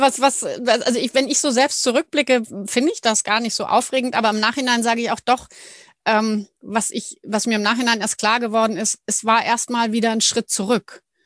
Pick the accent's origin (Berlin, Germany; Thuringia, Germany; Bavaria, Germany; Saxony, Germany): Bavaria, Germany; Ismaning; moved away as an adult; also born or lived in Munich; now in Hallig Hooge, Germany; ursprünglich oder eigentlich komme ich aus München. Ich bin eine gebürtige Münchnerin